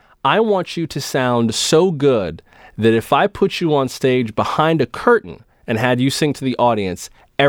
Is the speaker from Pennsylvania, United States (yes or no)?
no; West Palm Beach, Florida, United States; In my hometown of West Palm Beach, Florida